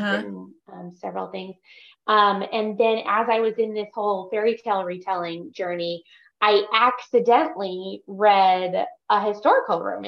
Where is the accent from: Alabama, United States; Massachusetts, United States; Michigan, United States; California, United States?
California, United States; moved away as an adult; now in Dallas, United States; I'm a California girl, recent transplant with all the other Californians.